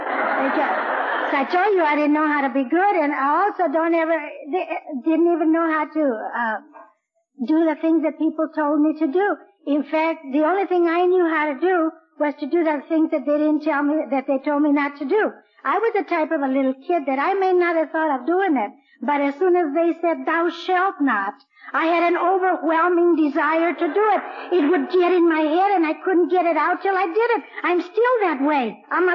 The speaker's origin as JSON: {"language": "English", "area": "Orange County", "region": "California", "country": "United States", "moved": "as an adult", "lives_now": "Blythe, United States", "said": "I'm really from Orange County"}